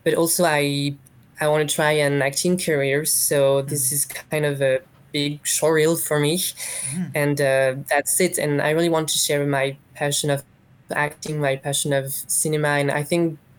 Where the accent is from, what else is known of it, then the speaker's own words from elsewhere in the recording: France; We're from France